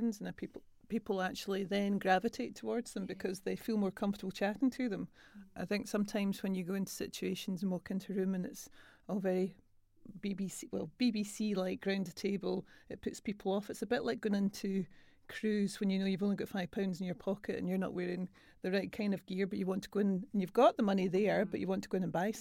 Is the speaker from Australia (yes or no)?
no; Greenock, Scotland, United Kingdom; now in Glasgow, United Kingdom; I'm from Greenock, so it's definitely posh.